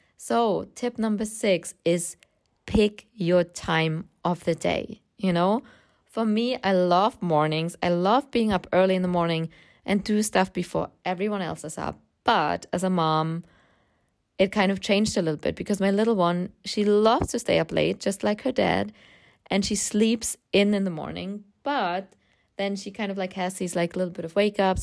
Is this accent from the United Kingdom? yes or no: no; Germany; English is a second language; I grew up in Germany, as you can hear from my accent.